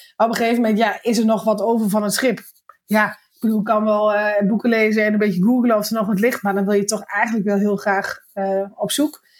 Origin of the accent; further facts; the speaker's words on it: Netherlands; ik kom uit Nederland